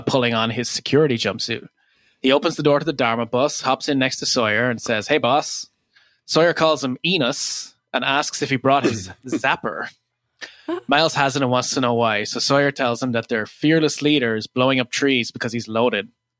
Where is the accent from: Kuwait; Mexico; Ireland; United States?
Ireland; now in Toronto, Canada; as an Irish person